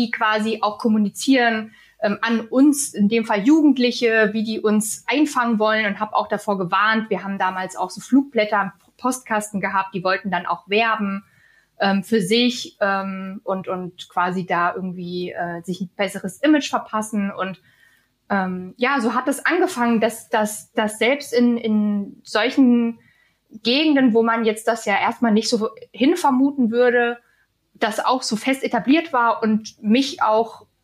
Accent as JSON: {"language": "German", "region": "East Germany", "country": "Germany", "said": "dieses Vorurteil habe ich als Ossi im Westen auch sehr zu spüren bekommen"}